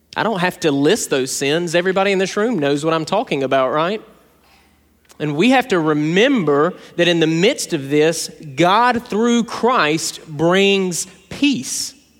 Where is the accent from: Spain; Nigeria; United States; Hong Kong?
United States; South Georgia; When I was a kid growing up in South Georgia